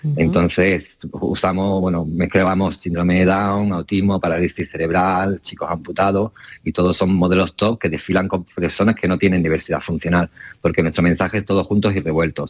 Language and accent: Spanish; Málaga, Andalusia, Spain; now in Ibiza, Spain; Soy más, soy más boquerón